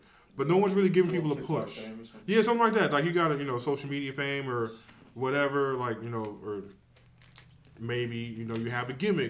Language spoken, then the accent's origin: English; California, United States; now in Charlotte, United States; I'm not from Charlotte, right? Mm-hmm. I'm from California.